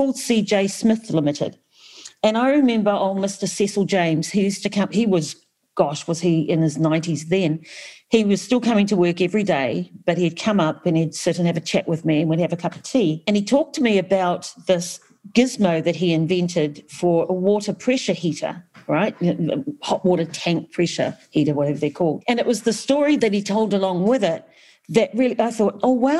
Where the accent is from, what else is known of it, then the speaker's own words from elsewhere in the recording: New Zealand; I was brought up in Aotearoa